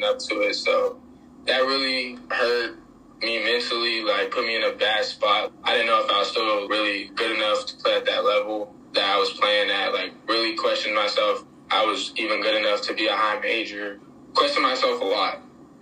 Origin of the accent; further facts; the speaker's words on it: San Antonio, Texas, United States; I was from San Antonio